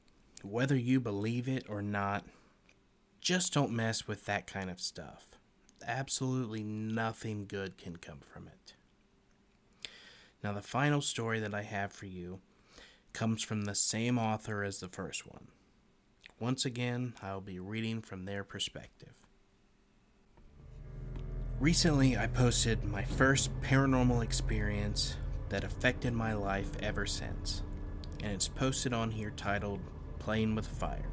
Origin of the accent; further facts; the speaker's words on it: Ohio, United States; we had just moved into a new apartment in Bellevue, Ohio, very close to my hometown.